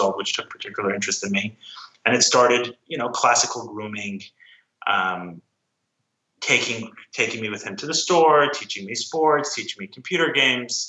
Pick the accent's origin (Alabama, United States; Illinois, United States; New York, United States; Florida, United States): New York, United States; New York City; I grew up in Crown Heights, a small enclave in Brooklyn, Orthodox Jewish community in Brooklyn.